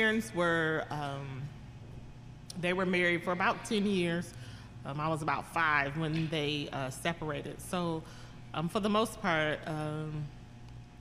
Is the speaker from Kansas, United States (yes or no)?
yes; Kansas City, Kansas, United States; KCK is home. Okay. Born and raised right here in the dot